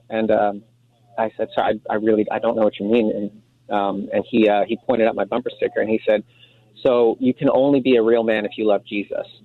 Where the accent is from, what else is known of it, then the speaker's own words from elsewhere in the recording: Texas, United States; Hey, I'm actually from Texas. I'm in uh, Southern California right now.